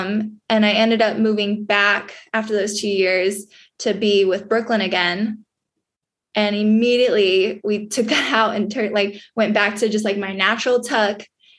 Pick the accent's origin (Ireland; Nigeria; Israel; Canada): Canada; with being a Canadian vaulter, there's competitions, you know, Europe, wherever, they don't want a field of all US vaulters.